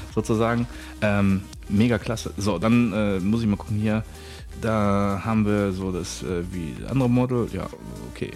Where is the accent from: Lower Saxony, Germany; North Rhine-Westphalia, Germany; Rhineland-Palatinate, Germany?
North Rhine-Westphalia, Germany; Bochum; moved away; also born or lived in Düsseldorf; Original, komme ich aus Bochum